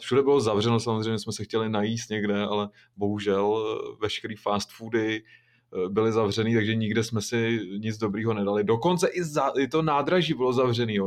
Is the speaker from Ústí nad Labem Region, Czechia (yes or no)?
yes; Šluknov Hook, Ústí nad Labem Region, Czechia; já pocházím ze Šluknovského výběžku